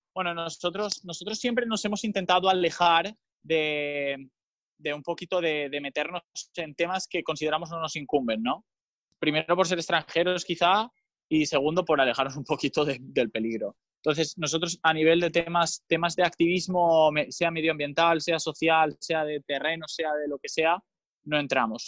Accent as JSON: {"language": "Spanish", "area": "Mallorca", "region": "Balearic Islands", "country": "Spain", "said": "tengo 27 años también, ah, del 1992, y soy de Mallorca"}